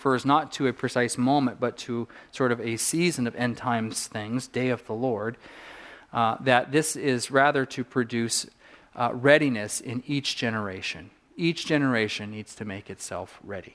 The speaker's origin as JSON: {"language": "English", "region": "Southern California", "country": "United States", "tie": "born or raised there", "said": "a kid growing up in Southern California."}